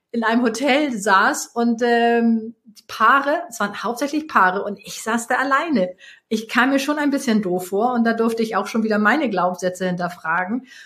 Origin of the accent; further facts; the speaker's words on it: Hamburg, Germany; also born or lived in Switzerland / Bavaria; Also ich komme ja nun aus Hamburg und ich liebe die Berge. Ich habe äh, lange Zeit in der Schweiz gelebt, davor in Bayern.